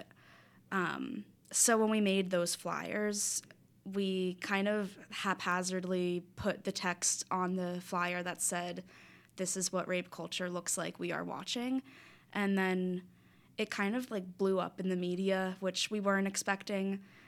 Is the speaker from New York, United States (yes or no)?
no; South Florida, United States; moved away as an adult; now in Philadelphia, United States; I'm from South Florida